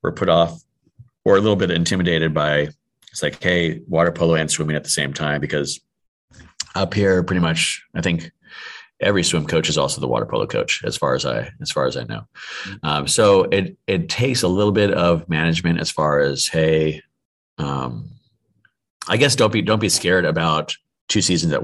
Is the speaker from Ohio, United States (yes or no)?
no; Southern California, United States; also born or lived in El Segundo, California; now in Texas, United States; I'm born and raised in Southern California